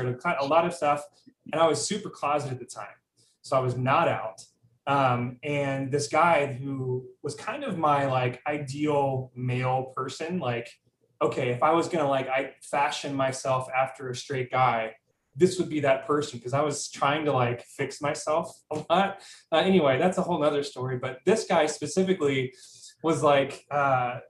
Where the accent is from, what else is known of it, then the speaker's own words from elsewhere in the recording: Dallas, Texas, United States; moved away as an adult; now in New York City, United States; I'm from Dallas, Texas originally, but live in New York City. And I've been here for about 5 years